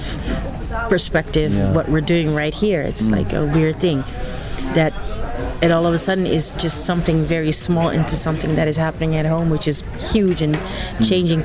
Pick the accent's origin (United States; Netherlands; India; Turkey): Netherlands; I'm from Holland.